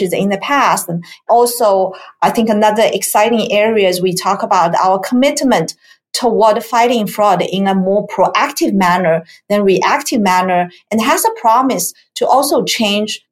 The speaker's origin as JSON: {"language": "English", "country": "China", "tie": "born or raised there", "also_born_or_lived": "Pittsburgh, Pennsylvania / Silicon Valley, California", "moved": "as an adult", "lives_now": "United States", "said": "So I grew up in China, and my educational background is in technology"}